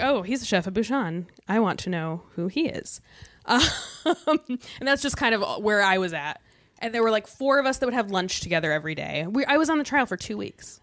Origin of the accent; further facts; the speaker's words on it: Michigan, United States; moved away; I was from Michigan